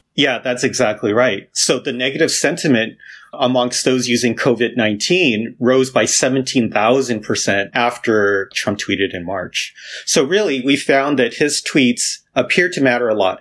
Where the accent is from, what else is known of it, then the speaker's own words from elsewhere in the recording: Los Angeles, California, United States; moved away; also born or lived in Ohio / Michigan / Maryland; I grew up in Los Angeles